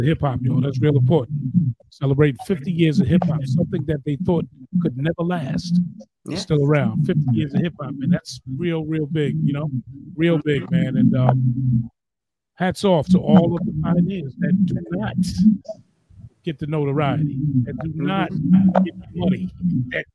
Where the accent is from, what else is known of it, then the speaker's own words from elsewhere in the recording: New York City, New York, United States; my borough, my hometown of the Boogie Down Bronx